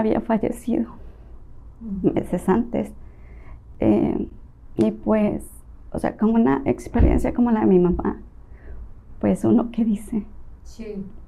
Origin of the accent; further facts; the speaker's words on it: Tabasco, Mexico; moved away; also born or lived in Las Choapas, Veracruz; yo soy originaria de Las Chopas, Veracruz. Crecí mucho tiempo en Tabasco